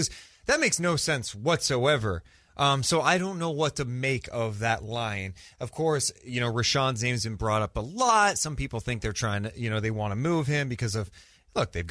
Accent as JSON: {"language": "English", "town": "Sacramento", "region": "California", "country": "United States", "tie": "born or raised there", "said": "born and raised in Sacramento"}